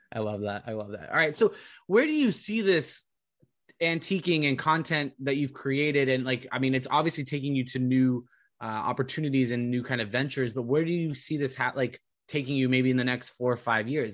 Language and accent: English; California, United States; also born or lived in Providence; now in Boston, United States; I grew up in California